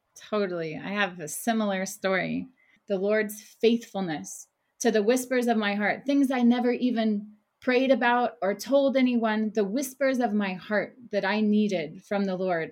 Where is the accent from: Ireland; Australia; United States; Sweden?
United States; Oklahoma; moved away as an adult; now in Jerusalem; I was raised in Oklahoma, a small town in Oklahoma